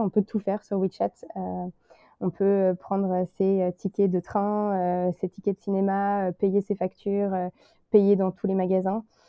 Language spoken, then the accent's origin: French; Le Mans, Pays de la Loire, France; moved away as an adult; now in Shanghai, China; je suis originaire du Mans